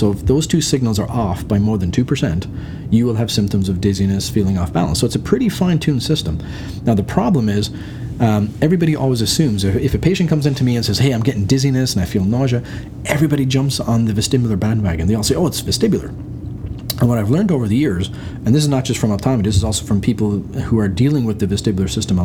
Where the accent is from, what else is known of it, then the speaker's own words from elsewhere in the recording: Ireland; moved away; also born or lived in United Kingdom / Waterloo, Canada; I'm Irish